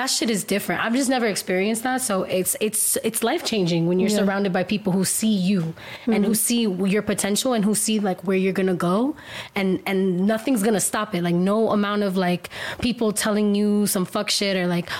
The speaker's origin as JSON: {"language": "English", "town": "Miami", "region": "Florida", "country": "United States", "tie": "born or raised there", "said": "I'm Cuban American. I was born in Miami. I was raised in my culture, surrounded by Cuban people, like, my whole life"}